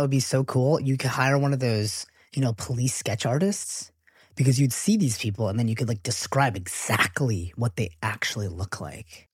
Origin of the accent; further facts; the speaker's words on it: United States; being American-born